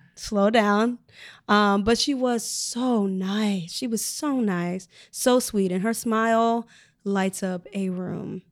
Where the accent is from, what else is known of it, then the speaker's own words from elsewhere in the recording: Chicago, Illinois, United States; moved away as an adult; I'm from Chicago